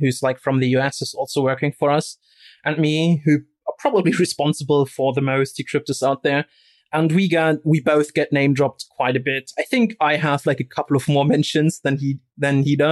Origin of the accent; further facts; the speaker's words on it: Rostock, Mecklenburg-Vorpommern, Germany; moved away; So I'm from Eastern Germany, right? And I'm actually from a town called Rostock